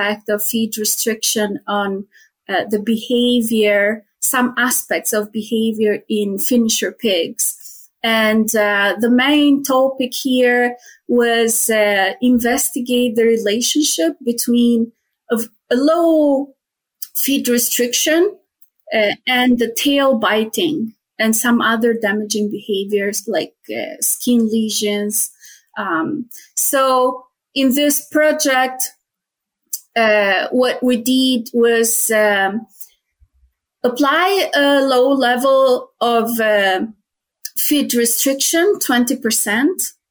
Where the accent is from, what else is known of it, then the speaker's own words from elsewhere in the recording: Tirana, Tirana County, Albania; moved away as an adult; also born or lived in Spain; now in Edmonton, Canada; I was born and raised in Albania, in Tirana